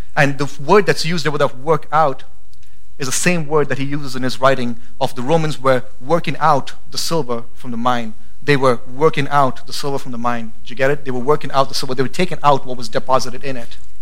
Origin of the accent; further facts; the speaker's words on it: India; now in Boise, United States; I'm Indian